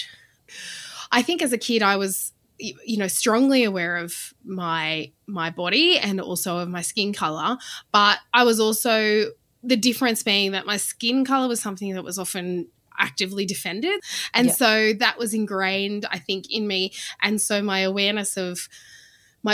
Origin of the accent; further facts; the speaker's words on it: Goulburn, New South Wales, Australia; So I grew up in Goulburn, New South Wales, which is in the regional areas between Canberra and Sydney